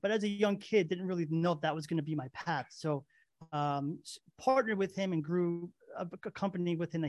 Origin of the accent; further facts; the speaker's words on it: East Hanover, New Jersey, United States; also born or lived in Belleville; Oh, yeah. Born and raised in New Jersey. Yep. In Morris County, East Hanover. Born in Belleville.